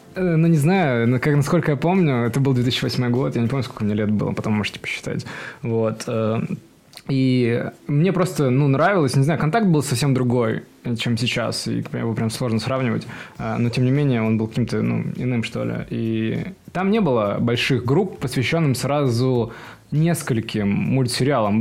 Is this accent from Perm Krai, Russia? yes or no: yes; Perm, Perm Krai, Russia; откуда я родом? Из Перми